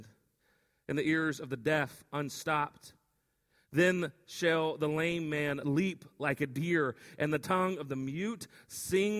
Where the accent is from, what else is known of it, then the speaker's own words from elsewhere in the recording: West Texas, United States; growing up in West Texas